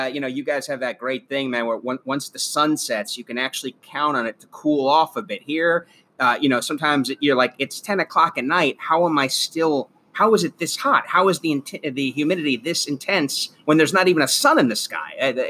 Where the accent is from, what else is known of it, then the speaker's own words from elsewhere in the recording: South Florida, United States; moved away as an adult; also born or lived in Los Angeles; I grew up here in South Florida.